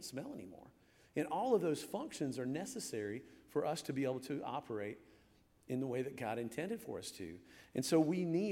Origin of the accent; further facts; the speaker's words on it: Michigan, United States; moved away; I was born in Michigan.